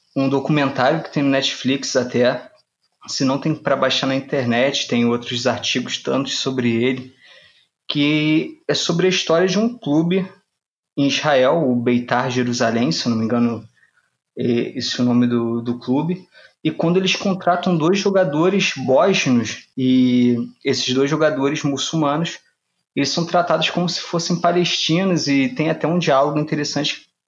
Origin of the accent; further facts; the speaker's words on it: Rio de Janeiro, Brazil; como carioca